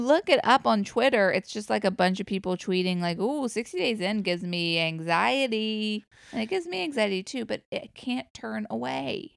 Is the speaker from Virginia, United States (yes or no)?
yes; Virginia, United States; my home state of Virginia